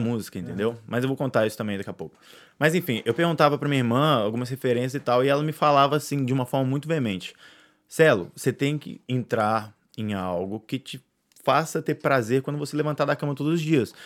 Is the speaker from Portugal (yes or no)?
no; Brazil; o que me resta como brasileiro é torcer muito, né? Porque eu amo meu país